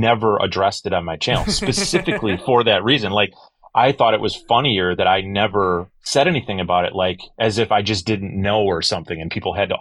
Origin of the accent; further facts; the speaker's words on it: Wisconsin, United States; I was a guy from Wisconsin